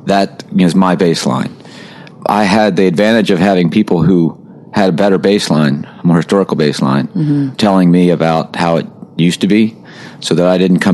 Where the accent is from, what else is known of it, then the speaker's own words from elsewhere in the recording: outside of Baltimore, Maryland, United States; I was born and raised in outside of Baltimore, Maryland. So I grew up fishing Chesapeake Bay